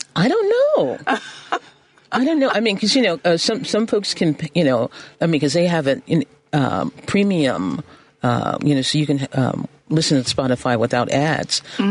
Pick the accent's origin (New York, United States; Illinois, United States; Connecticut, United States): Illinois, United States; Chicago; I'm a Chicagoan